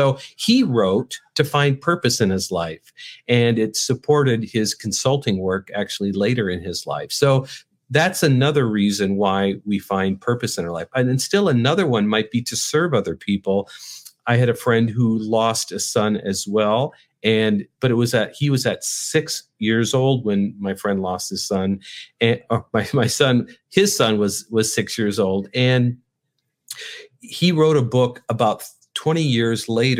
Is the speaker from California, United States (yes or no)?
no; North Dakota, United States; now in Chicago, United States; When I moved from North Dakota to Chicago, I grew up in North Dakota. You probably don't even know anybody that grew up in North Dakota.